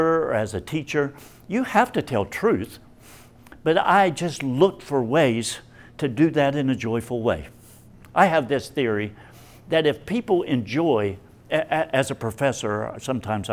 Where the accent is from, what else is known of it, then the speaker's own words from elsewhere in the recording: Appalachia, United States; I'm Appalachian